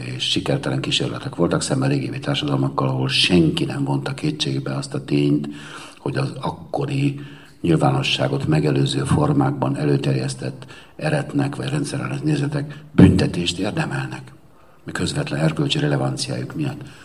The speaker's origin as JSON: {"language": "Hungarian", "town": "Cluj-Napoca", "region": "Cluj County", "country": "Romania", "said": "a Kolozsvári Magyar Értelmiségi vagyok, aki voltam"}